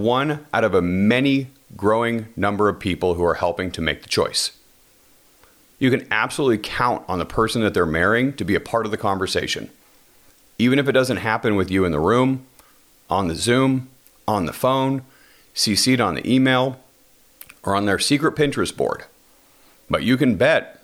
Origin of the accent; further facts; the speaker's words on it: Washington, United States; my home state, Washington